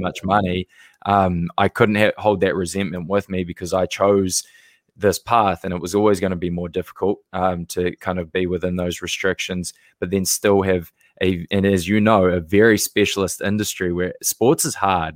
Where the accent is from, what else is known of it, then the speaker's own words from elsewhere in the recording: New Zealand; moved away as an adult; now in United States; originally born and raised in New Zealand